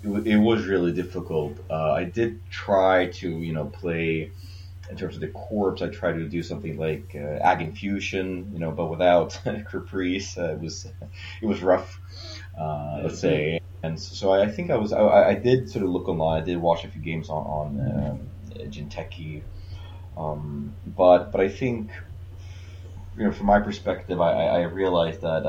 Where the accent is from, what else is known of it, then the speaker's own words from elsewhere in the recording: Sweden; now in Indonesia; I'm from Sweden originally, and so when I was living in Sweden